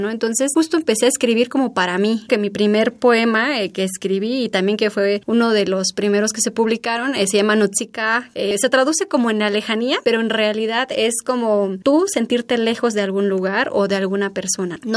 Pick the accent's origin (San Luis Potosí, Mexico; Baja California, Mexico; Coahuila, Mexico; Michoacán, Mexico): Baja California, Mexico; San Quintín; also born or lived in Oaxaca; Pues te digo, yo crecí en San Quintín, pero también después migramos a una comunidad chatina